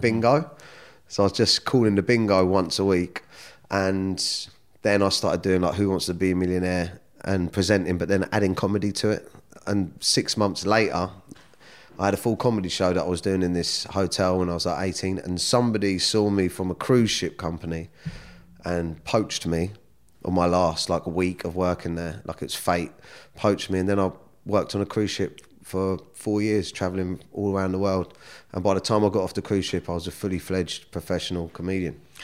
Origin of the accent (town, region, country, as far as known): Surrey, South East England, United Kingdom; born or raised there; also born or lived in Kingston